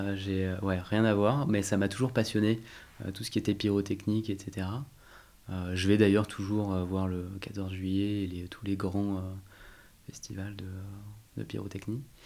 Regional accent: Val-de-Marne, Paris region, Île-de-France, France; J'ai grandi en région parisienne, ah, dans le Val-de-Marne, où j'habite euh, toujours

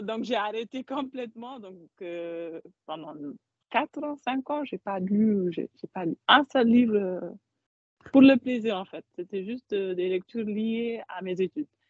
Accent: Mauritania; now in Paris, France; je suis mauritanienne

